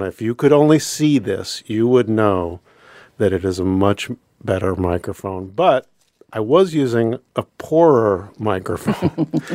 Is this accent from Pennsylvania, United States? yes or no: yes; Pennsylvania, United States; moved away as an adult; now in Anchorage, United States; I grew up in Pennsylvania